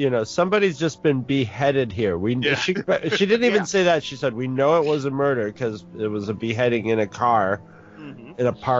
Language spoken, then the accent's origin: English; North Country, New York, United States; I come from the North Country